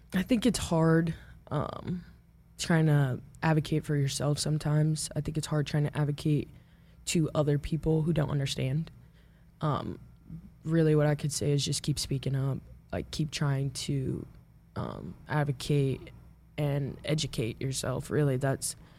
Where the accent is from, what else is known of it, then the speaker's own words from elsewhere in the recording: Omaha, Nebraska, United States; also born or lived in Papillion, Nebraska; I grew up in Omaha